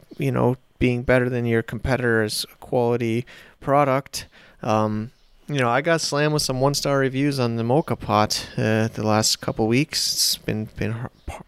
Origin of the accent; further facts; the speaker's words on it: United States; I'm an American